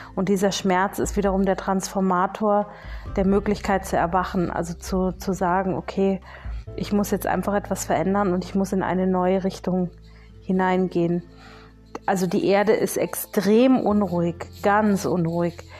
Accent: Bavaria, Germany; bei uns in Bayern

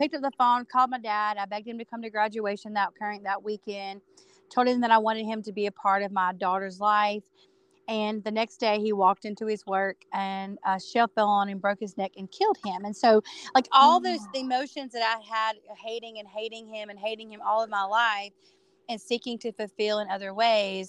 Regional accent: Dallas, North Carolina, United States; So I grew up in North Carolina. You people know Charlotte, North Carolina. I was about 30 minutes from Charlotte, North Carolina, in a small town called Dallas.

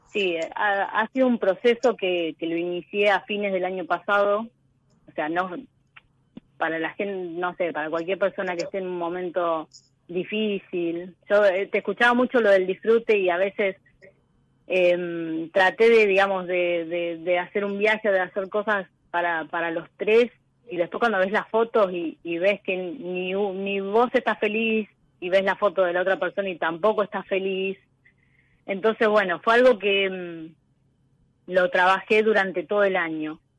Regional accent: Coronel Rosales, Buenos Aires Province, Argentina; Soy de Coronel Rosales, que es el sudoeste de la provincia de Buenos Aires al lado de Bahía Blanca

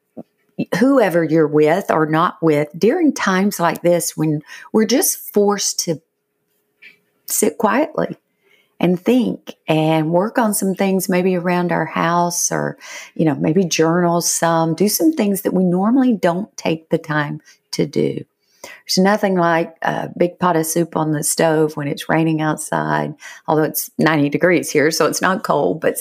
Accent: Georgia, United States; moved away; I am from Georgia originally.

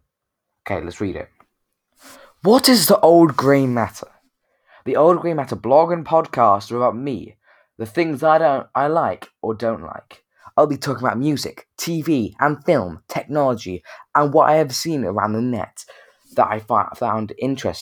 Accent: United Kingdom; we're from Britain

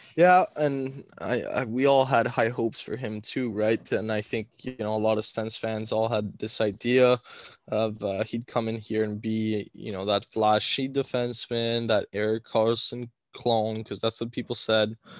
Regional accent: Ottawa, Ontario, Canada; we're from Ottawa

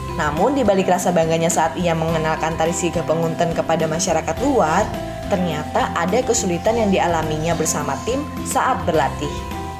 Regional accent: Lampung, Indonesia; now in Yogyakarta, Indonesia; kita berasal dari daerah Lampung yang berbeda

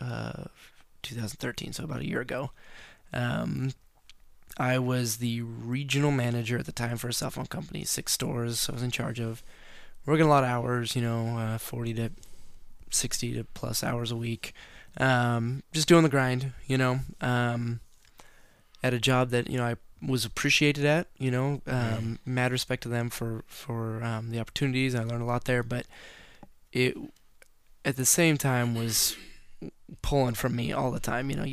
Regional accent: Oregon, United States; I'm from Oregon.

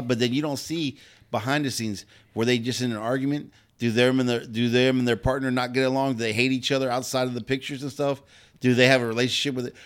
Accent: Pasadena, California, United States; I grew up in Pasadena

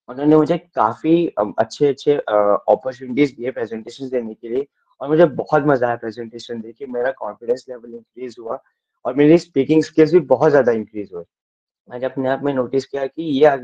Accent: Dharamshala, Himachal Pradesh, India; मैं धर्मशाला से बिलोंग करता हूँ

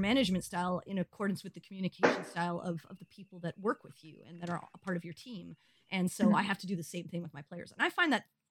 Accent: Canada; I'm Canadian

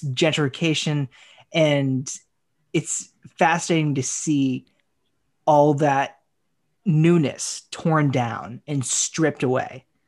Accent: Haverhill, Massachusetts, United States; my hometown of Haverhill

